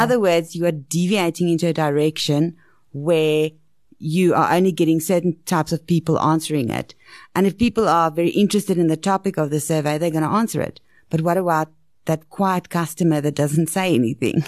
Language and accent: English; South Africa; especially in South Africa, because we've got such a diverse middle class and up